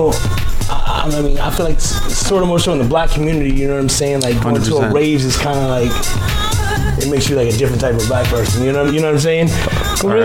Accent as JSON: {"language": "English", "region": "Delaware", "country": "United States", "tie": "born or raised there", "moved": "yes", "said": "I grew up in Delaware, not far from here."}